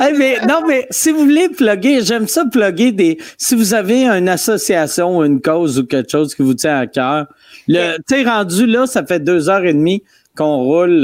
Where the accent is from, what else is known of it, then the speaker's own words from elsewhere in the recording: Quebec City, Quebec, Canada; je viens de Québec